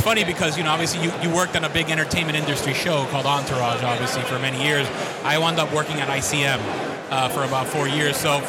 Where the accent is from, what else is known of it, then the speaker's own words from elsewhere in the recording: Miami, Florida, United States; moved away as an adult; also born or lived in Los Angeles; I was born and raised in Miami, but I moved to Los Angeles